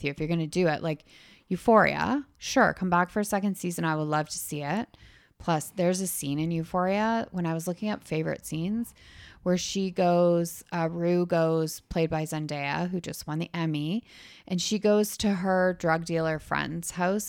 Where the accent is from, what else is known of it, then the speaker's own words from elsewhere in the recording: Canada; Up here. We're Canadian.